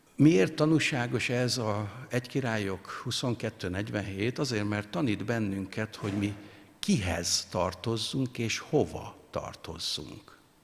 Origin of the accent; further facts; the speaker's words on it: Hungary; mi magyarok